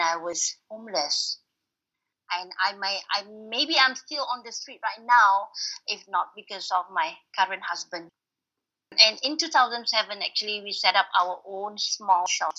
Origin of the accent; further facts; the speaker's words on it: Malaysia; I'm from Malaysia